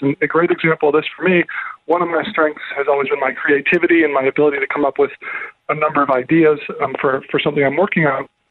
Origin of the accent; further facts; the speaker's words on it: Minnesota, United States; I grew up in Minnesota as a kid, and there were three lakes within 10 minutes of my house.